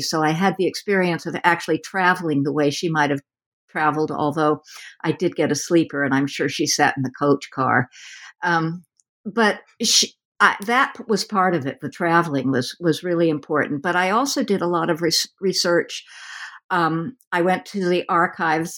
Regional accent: West Coast, United States; I'm from the West Coast

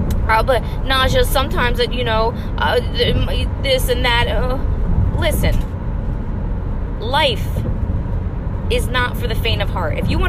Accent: New Jersey, United States; now in Los Angeles, United States; I moved to LA from Jersey

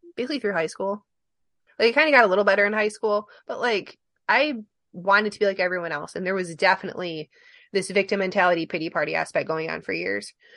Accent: Michigan, United States; we're not from Ohio, we're from Michigan

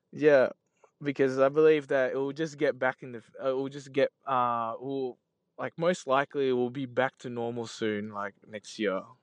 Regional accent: Australia; we just grew up like in Australia since we're young

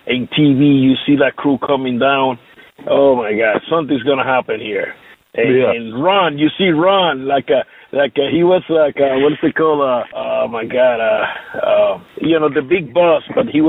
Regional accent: Puerto Rico; English is a second language; I grew up here in Puerto Rico, living with all kind of colors.

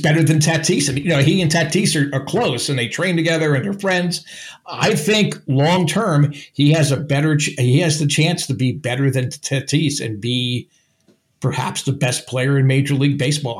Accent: New Jersey, United States; I'm from New Jersey, so we have two ways to communicate with our hands.

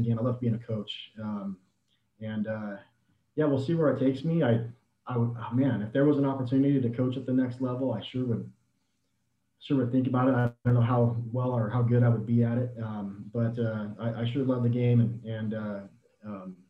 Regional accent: Mesa, Arizona, United States; I grew up in the Mesa area

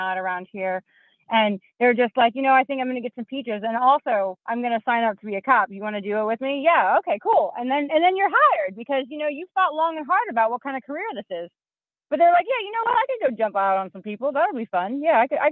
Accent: the South, United States; I grew up in the South

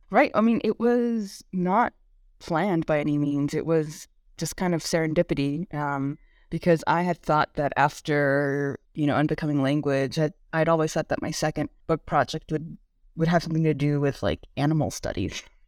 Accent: Bay Area, California, United States; first language Korean; English is a second language; I grew up in the California and Bay Area

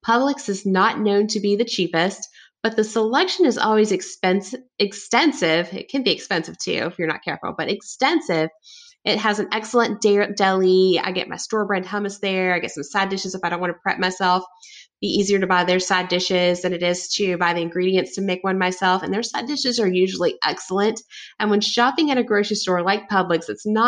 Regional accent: the South, United States; I was raised in the South

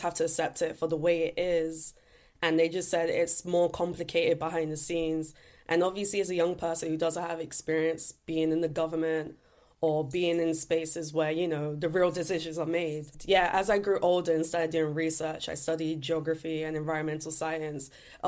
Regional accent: London, United Kingdom; Growing up in East London in particular, I just looked around and said, we have so many issues regarding air pollution, litter pollution

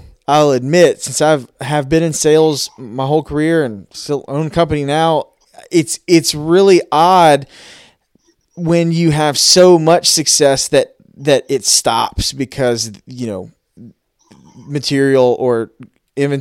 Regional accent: Louisiana, United States; Louisianians in general, we get set in our ways

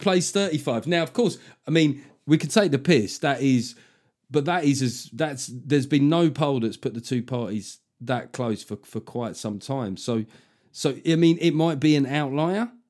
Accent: London, United Kingdom; we're both from South London

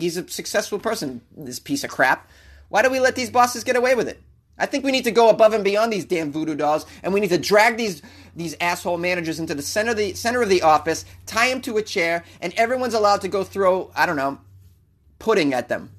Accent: Boston, Massachusetts, United States; I grew up in Boston

